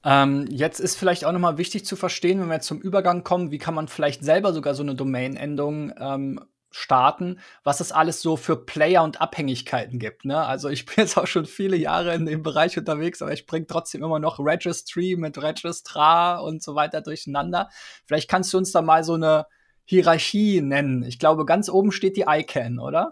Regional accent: Berlin, Germany; mir als Berliner

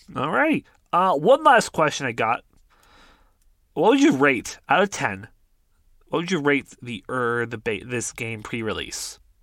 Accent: Canada; we're Canadian

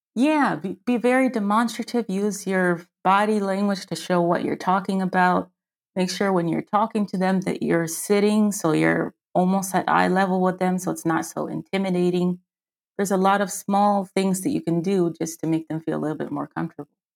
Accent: Washington, District of Columbia, United States; moved away as an adult; now in Frankfurt, Germany; I'm an American. I'm from Washington, D C, on the East Coast, and I live in South, Southwest? Yeah, Southwestern Germany, in Frankfurt, Germany.

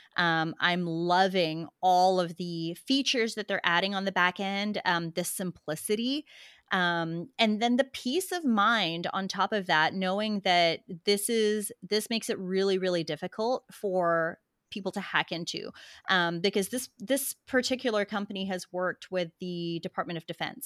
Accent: Philippines; also born or lived in Australia / Texas; now in United States; I was born in the Philippines

